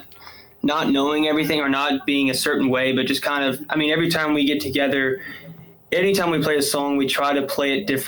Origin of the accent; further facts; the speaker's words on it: Farmersville, Texas, United States; also born or lived in McKinney, Texas; I grew up in Farmersville.